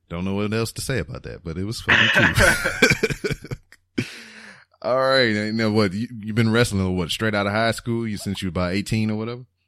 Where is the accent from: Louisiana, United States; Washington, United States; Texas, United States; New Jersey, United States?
Louisiana, United States; Lake Charles; moved away as an adult; I left Lake Charles